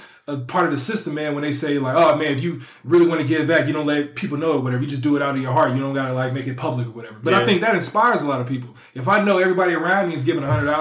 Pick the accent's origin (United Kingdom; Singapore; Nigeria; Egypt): Nigeria; now in United States; I'm Nigerian